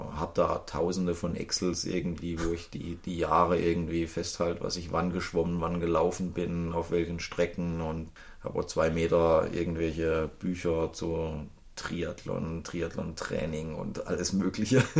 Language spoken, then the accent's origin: German; Baden-Baden area, Baden-Württemberg, Germany; ich bin in der Gegend Baden-Baden, Rheinebene bin ich groß geworden